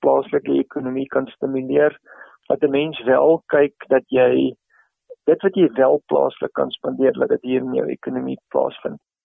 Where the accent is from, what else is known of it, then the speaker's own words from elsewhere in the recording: South Africa; ons miskien as Suid-Afrikaners